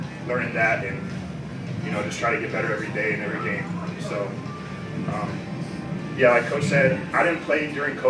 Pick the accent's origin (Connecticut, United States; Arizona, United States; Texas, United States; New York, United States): Arizona, United States; Phoenix; moved away; I'm from Phoenix, and I'm majoring in science, technology, and society